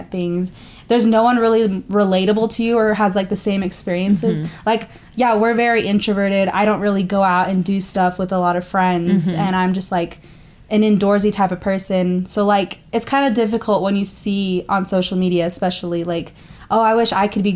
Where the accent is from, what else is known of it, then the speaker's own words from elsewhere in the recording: Texas, United States; moved away as an adult; now in Utah, United States; I say I'm from Texas, even though I was born in Utah